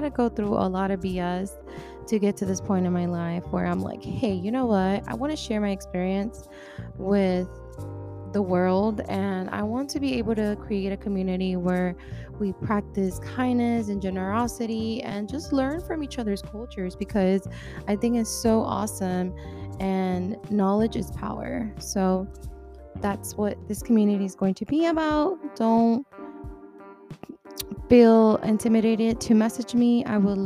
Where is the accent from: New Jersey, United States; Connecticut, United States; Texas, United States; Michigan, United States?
Texas, United States; also born or lived in Washington; I was born in Washington, raised here down in Texas my whole entire life